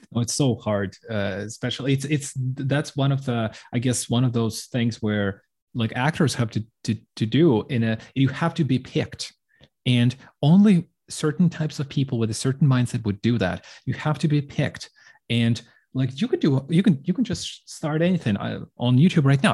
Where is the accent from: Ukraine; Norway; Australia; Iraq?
Ukraine; moved away; I'm from Ukraine